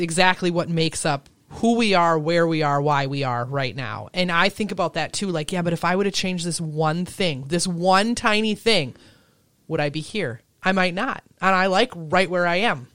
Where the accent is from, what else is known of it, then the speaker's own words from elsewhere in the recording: Elbow Lake, Minnesota, United States; also born or lived in Chicago; I grew up in a town of a thousand people